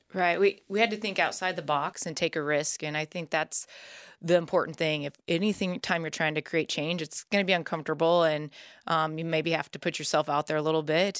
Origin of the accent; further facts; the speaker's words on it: Nebraska, United States; I grew up in Nebraska